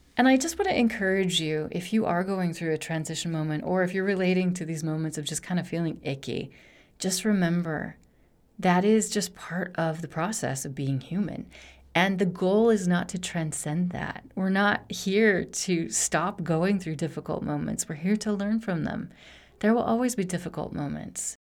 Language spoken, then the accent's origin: English; Rocky Mountains in Wyoming, United States; moved away as an adult; now in Barcelona, Spain; I grew up in the Rocky Mountains in Wyoming